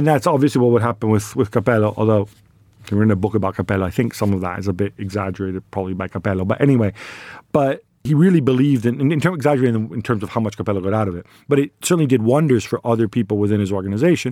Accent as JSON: {"language": "English", "town": "Milan", "region": "Lombardy", "country": "Italy", "said": "when we're from Milan"}